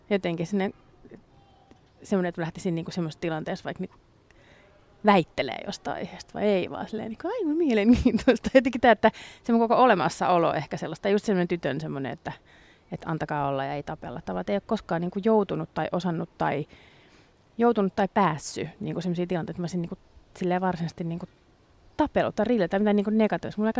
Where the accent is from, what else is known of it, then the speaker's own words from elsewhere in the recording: Ireland; kun mä oon irlantilainen ja mä äiti on syntynyt englanniksi, mut kasvatettu